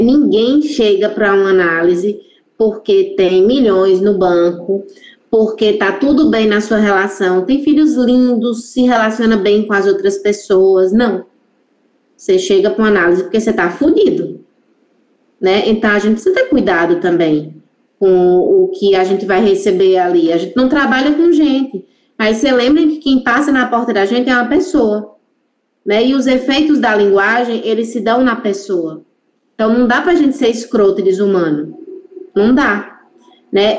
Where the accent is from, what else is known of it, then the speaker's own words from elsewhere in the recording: interior of Pernambuco, Brazil; Eu sou nordestina